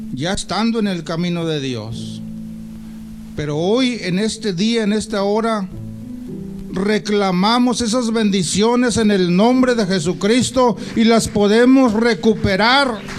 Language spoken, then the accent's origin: Spanish; Mexico; nosotros como mexicanos